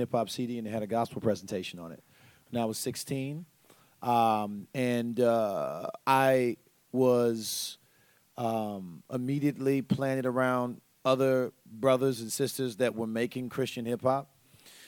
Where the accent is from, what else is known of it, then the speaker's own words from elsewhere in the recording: Tampa, Florida, United States; I'm from Tampa, Florida